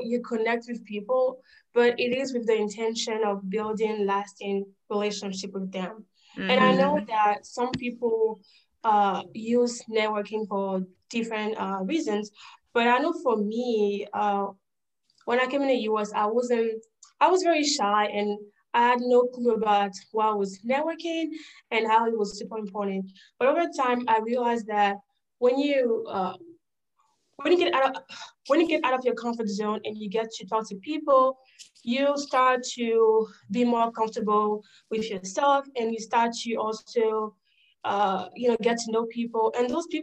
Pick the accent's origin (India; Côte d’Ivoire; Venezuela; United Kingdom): Côte d’Ivoire; English is a second language; moved away as an adult; also born or lived in Georgia, United States; now in United States; So I was born and raised in Ivory Coast. I came in the U.S. 5 years ago.